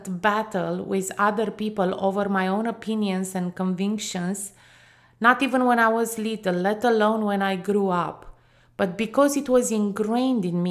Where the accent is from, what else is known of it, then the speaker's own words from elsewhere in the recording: Romania; growing up in Romania, a country that for over 45 years was under a communist regime